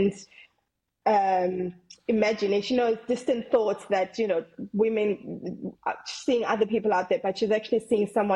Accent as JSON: {"language": "English", "country": "South Africa", "moved": "as an adult", "lives_now": "England", "said": "I'm originally from South Africa, I came to England when I was 18"}